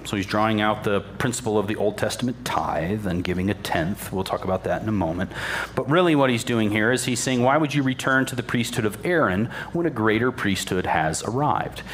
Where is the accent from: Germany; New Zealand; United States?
United States; I'm an American